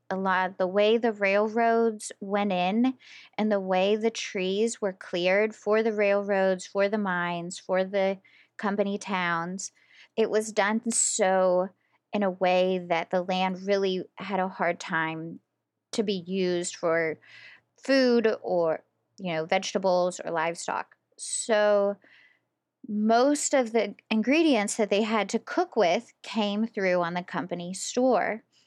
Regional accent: West Virginia, United States; now in Pittsburgh, United States

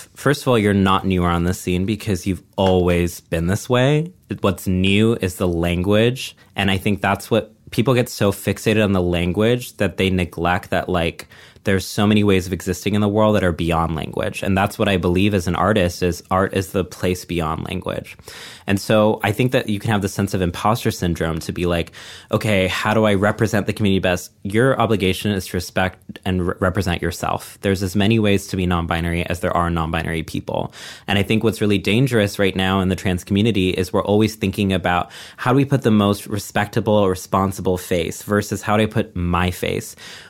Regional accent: Texas, United States; then I'm going to be in Texas, my hometown, putting together our first Pride party in like a decade, I think.

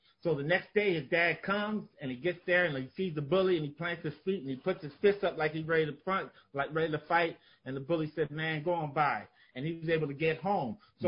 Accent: California, United States; You know this growing up in California, that we always lost to the Celtics.

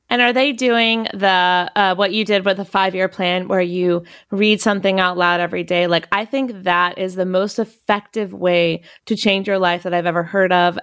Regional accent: North Carolina, United States; I'm from North Carolina.

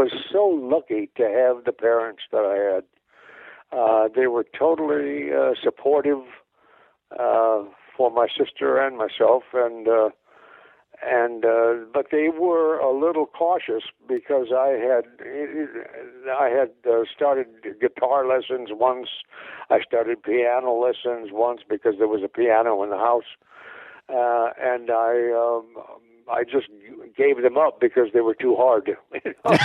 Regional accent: Moline, Illinois, United States; now in Hollywood, United States; I'm from Moline, Illinois

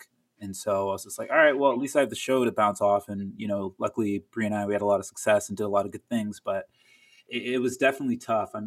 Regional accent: Tampa, Florida, United States; moved away as an adult; also born or lived in Miami / New York; now in Los Angeles, United States; grew up in Tampa, then I moved to Miami, went to college there, moved to New York, and then now LA.

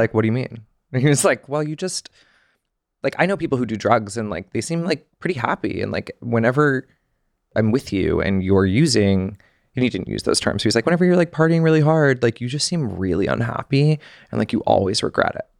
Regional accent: Georgia, United States; moved away as an adult; also born or lived in Connecticut / New York City; growing up in Georgia

